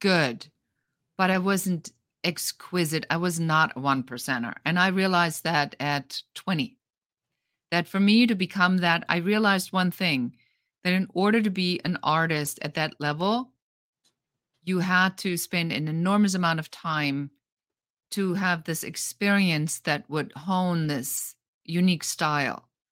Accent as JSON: {"language": "English", "country": "Germany", "moved": "yes", "said": "I come from Germany, so in Germany, a lot of things are very by the book"}